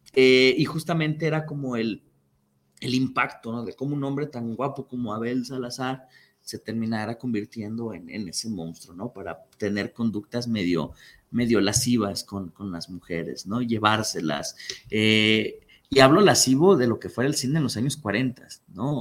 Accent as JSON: {"language": "Spanish", "country": "Mexico", "said": "tenemos los mexicanos"}